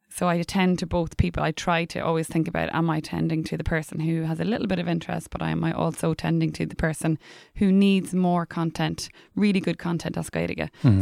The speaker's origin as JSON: {"language": "English", "town": "Dundalk", "region": "Leinster", "country": "Ireland", "tie": "born or raised there", "first_language": "English", "said": "I was brought up in English in Dundalk in County Louth."}